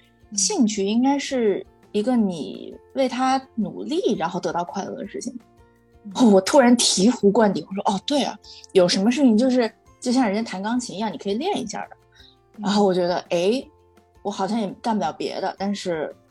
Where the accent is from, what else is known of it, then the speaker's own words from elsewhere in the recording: Shaanxi, China; 然后我是个陕西人，喜欢吃拉面，就很很很草率的定了一个官方用名。